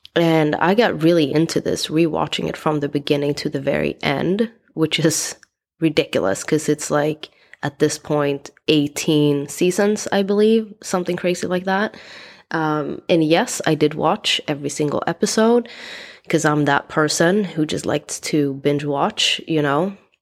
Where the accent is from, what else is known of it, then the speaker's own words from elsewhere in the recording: Sweden; moved away as an adult; also born or lived in East Coast, United States; now in United States; I decided to leave my home country, Sweden, to go to US um, at the age of 20